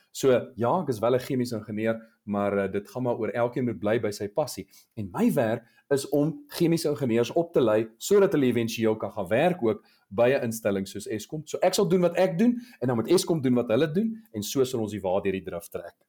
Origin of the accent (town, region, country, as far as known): South Africa